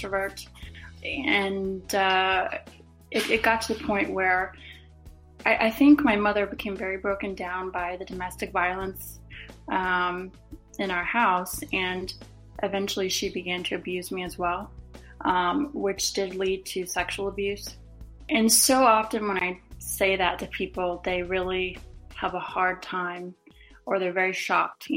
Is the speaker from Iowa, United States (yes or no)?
no; Charleston, South Carolina, United States; I'm originally from Charleston, South Carolina